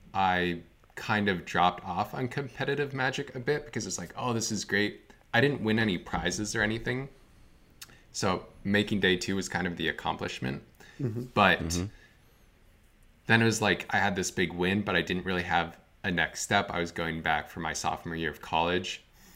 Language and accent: English; Vermont, United States; So I grew up in Northern Vermont.